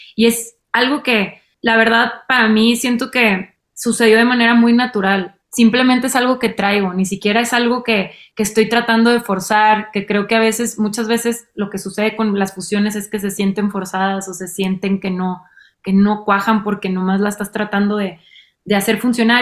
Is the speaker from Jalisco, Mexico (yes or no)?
no; Monterrey, Nuevo León, Mexico; en mi adolescencia, en Monterrey